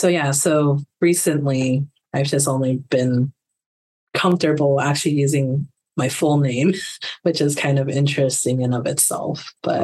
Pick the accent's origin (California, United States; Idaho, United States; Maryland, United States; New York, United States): Idaho, United States; Boise; moved away; I grew up in Boise, Idaho, which is a white-topia to standards. I think it's more than 80% white